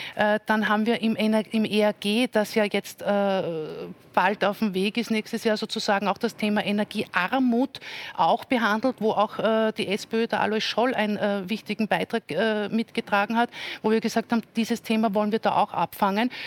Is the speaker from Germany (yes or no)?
no; Salzburg, Austria; nach Salzburg schaue, wo ich herkomme